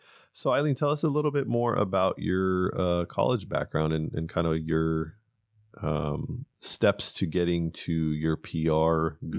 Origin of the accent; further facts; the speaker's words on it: Pasadena, California, United States; Yeah, I grew up in Pasadena.